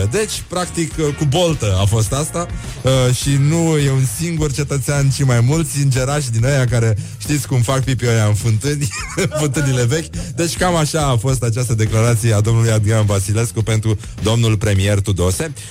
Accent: Cluj, Cluj County, Romania; accent: Transylvanian; vorbesc cu accent uh, ardelenesc. Asta este singura diferență, pentru că asta înseamnă să ai o româncă, totuși, uh, la departamentul de robotică, o româncă din, uh, din Cluj.

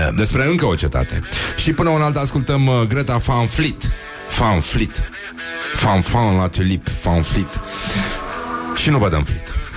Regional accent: Brăila, Brăila County, Romania; Eu sunt din Brăila

